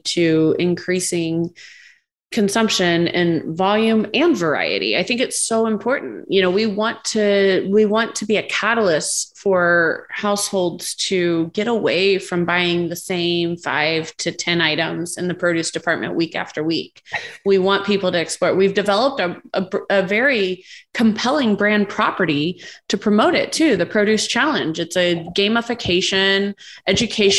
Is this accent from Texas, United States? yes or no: no; Indiana, United States; my home state, Indiana